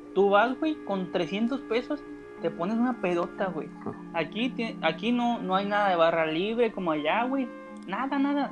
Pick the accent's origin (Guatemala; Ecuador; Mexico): Mexico; Mazatlán, Sinaloa; also born or lived in Tampico, Tamaulipas; de Mazatlán, ah, Sinaloa. y viví, viví como 7, 8 años, 7, 6 años en Tampico.